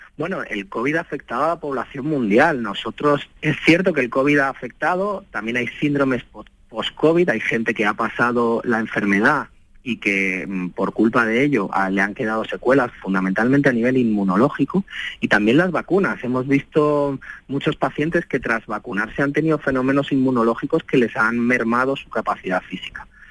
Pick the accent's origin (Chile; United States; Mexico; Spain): Spain; los españoles